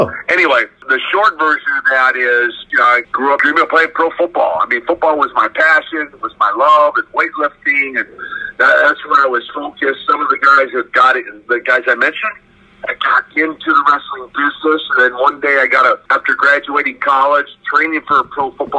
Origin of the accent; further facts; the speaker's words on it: Russia; English is a second language; Now, of course, I'm from Russia, right?